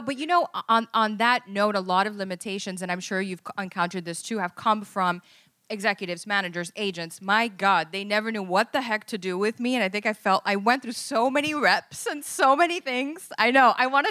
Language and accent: English; Miami, Florida, United States; now in Los Angeles, United States; growing up in Miami, you know, everybody is like Cuban or Venezuelan, or there's so much culture, just like here in Los Angeles. And I didn't realize that I was quote unquote Latina, like a label, until I moved here.